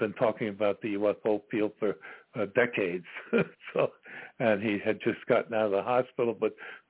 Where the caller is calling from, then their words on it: Virginia, United States; I'm calling from Virginia.